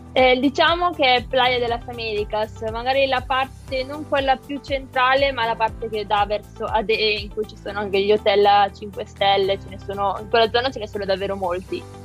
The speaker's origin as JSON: {"language": "Italian", "area": "Malpensa area", "region": "Lombardy", "country": "Italy", "moved": "as an adult", "lives_now": "Milan, Italy", "said": "sono Regione A della zona di Malpensa, quindi non mi sono spostata di molto"}